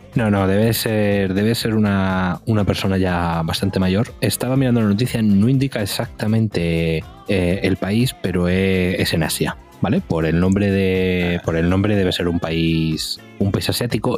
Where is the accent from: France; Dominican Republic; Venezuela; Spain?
Spain; Madrid, Community of Madrid; los que somos aquí de Madrid